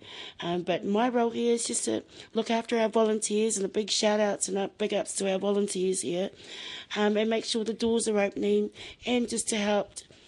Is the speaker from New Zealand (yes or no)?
yes; Masterton, Wellington, New Zealand; now in Wainuiomata, New Zealand; I am born and bred in Masterton, but my heart is here in Wainuiomata